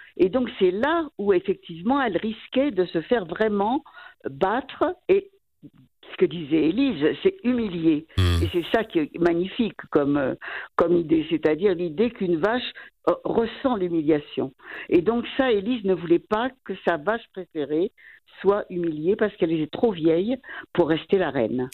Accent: France; moved away as an adult; now in Valais, Switzerland; on est français

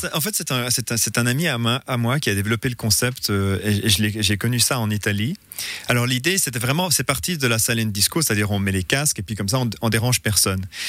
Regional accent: Aigle, Vaud, Switzerland; moved away as an adult; also born or lived in Lausanne / Corbeyrier; je suis né à Lausanne, mais on habitait à Corberier. et après à Aigle

